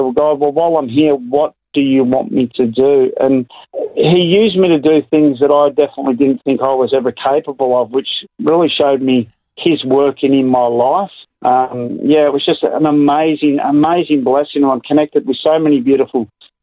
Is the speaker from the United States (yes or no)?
no; Melbourne, Victoria, Australia; moved away as an adult; now in Hervey Bay, Australia; I was born in Melbourne and raised in the big city